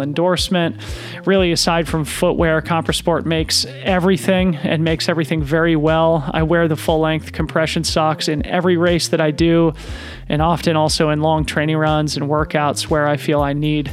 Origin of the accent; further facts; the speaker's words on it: Boulder, Colorado, United States; I grew up in Boulder, Colorado